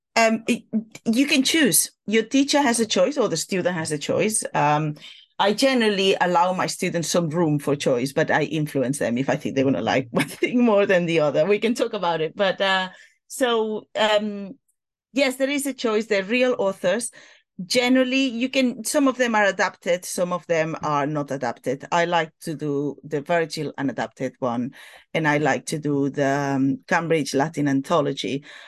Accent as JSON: {"language": "English", "town": "Barcelona", "region": "Catalonia", "country": "Spain", "tie": "born or raised there", "first_language": "Catalan and Spanish", "second_language": "English", "moved": "as an adult", "lives_now": "London, United Kingdom", "said": "I studied in Barcelona when I was growing up"}